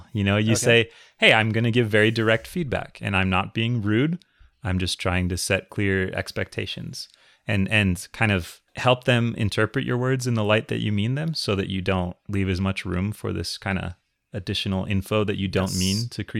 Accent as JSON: {"language": "English", "region": "Minnesota", "country": "United States", "tie": "born or raised there", "said": "I grew up in Minnesota."}